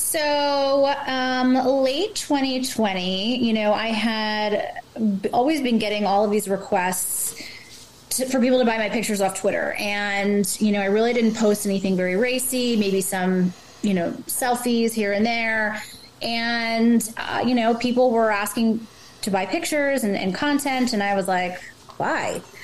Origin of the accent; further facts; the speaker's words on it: New Jersey, United States; also born or lived in Manhattan; Growing up in Jersey, um, well, I grew up on the beach